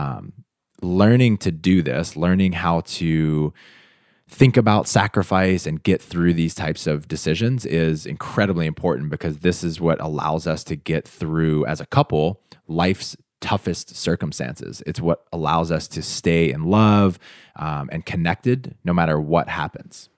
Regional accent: United States; I'm from the United States

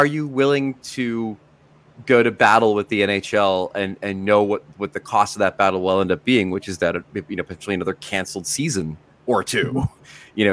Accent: United States; as an American

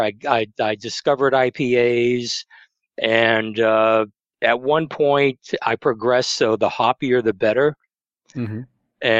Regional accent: Massachusetts, United States; moved away as an adult; now in Maryland, United States; I'm originally from Massachusetts

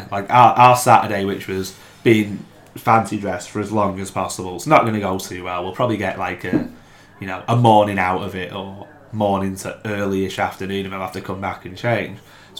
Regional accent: England, United Kingdom; I'm English

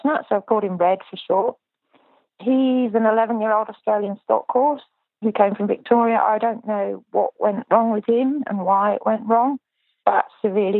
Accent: United Kingdom; I'm British

